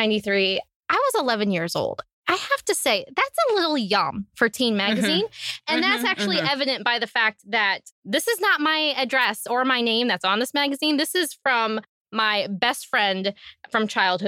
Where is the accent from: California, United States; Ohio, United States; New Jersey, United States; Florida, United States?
Ohio, United States; now in Pennsylvania, United States; I'm originally from Ohio.